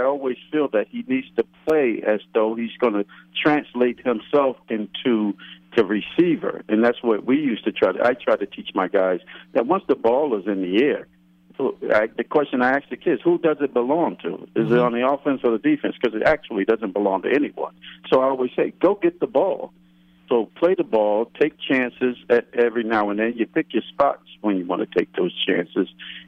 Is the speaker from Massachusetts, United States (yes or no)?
no; Newark, New Jersey, United States; My mother lives not too far from the stadium. She lives in Newark, and I grew up in Newark.